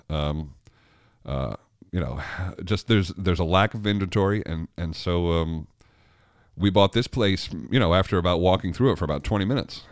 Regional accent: New York, United States; moved away as an adult; also born or lived in Richmond; I grew up in New York

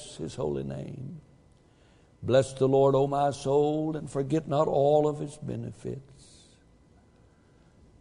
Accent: the South, United States; moved away; I'm from the South, even farther south than we are south

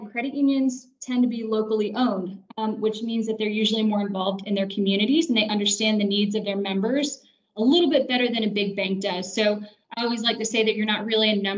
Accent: Florida, United States; moved away as an adult; now in Atlanta, United States; I'm originally from Florida, graduated from the University of Central Florida in Orlando.

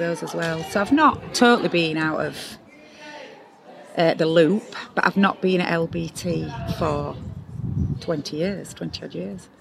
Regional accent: Yorkshire and the Humber, United Kingdom; accent: broad Yorkshire; I'm from Yorkshire and I'm broad Yorkshire

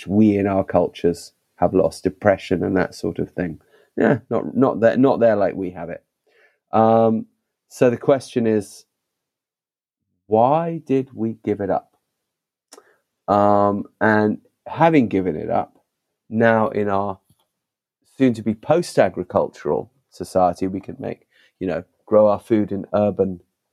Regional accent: London, United Kingdom; I was born in London, but the family connection to Africa remained very strong

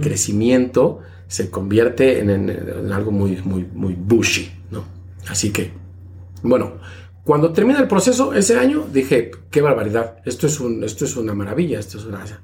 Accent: State of Mexico, Mexico; moved away as an adult; now in Niagara-on-the-Lake, Canada; soy oriundo de Ciudad de México, aunque crecí en el Estado de México, pero bueno, este, nací en Ciudad de México

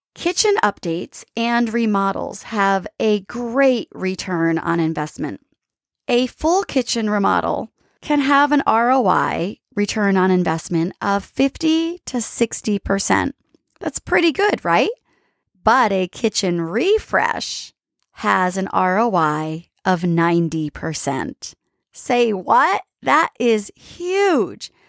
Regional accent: East Coast, United States; now in San Diego, United States; growing up on the East Coast

